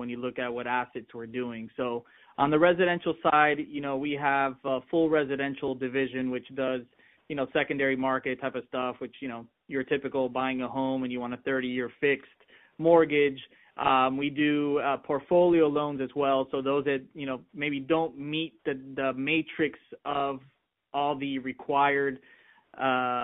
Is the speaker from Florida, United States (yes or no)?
yes; Miami, Florida, United States; growing up in Miami